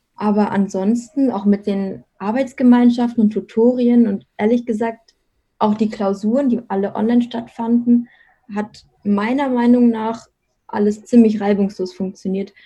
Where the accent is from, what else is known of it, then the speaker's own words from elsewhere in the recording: Munich area, Bavaria, Germany; now in Munich, Germany; komme gebürtig aus dem Münchner Umland